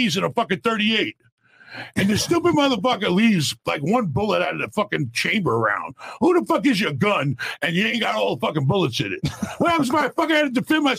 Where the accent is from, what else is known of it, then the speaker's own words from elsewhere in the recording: New York City, New York, United States; I grew up in New York, very dysfunctional family